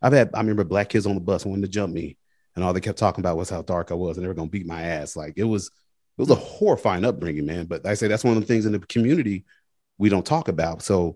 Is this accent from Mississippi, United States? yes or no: yes; Mississippi, United States; growing up in Mississippi, I never understood all that till I got older